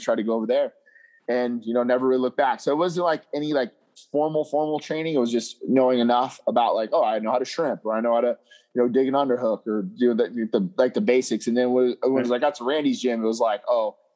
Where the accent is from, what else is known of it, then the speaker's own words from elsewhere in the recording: Las Vegas, Nevada, United States; me being born and raised in Vegas